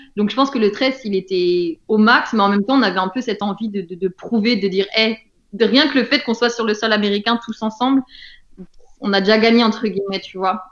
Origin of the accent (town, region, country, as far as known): France